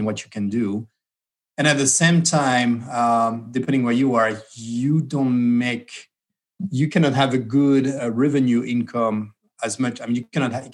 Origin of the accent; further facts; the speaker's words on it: Bordeaux, Nouvelle-Aquitaine, France; moved away as an adult; also born or lived in Detroit, Michigan / Bay Area, California; now in United States; from a place from Bordeaux